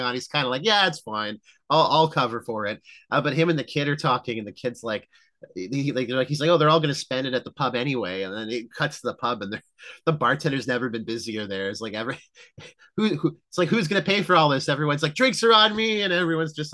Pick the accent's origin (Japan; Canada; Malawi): Canada; we're Canadian. We're, you know, I'm fully red-blooded Canadian.